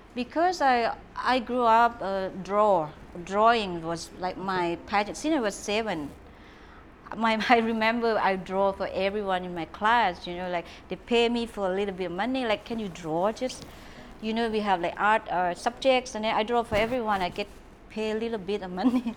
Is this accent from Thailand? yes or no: yes; Trang, Thailand; English is a second language; moved away as an adult; now in Phuket, Thailand; My mom is from Trang. My dad's from Nakhon Si Thammarat. I'm from South Southern girl